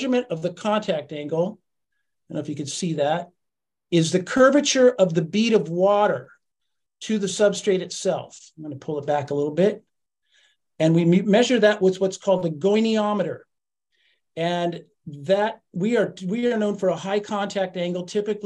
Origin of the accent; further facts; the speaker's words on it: Monterey area, California, United States; now in Santa Cruz, United States; I grew up in Marina and then Pacific Grove and Monterey and Carmel and all that. And then moved to Santa Cruz up where Chris is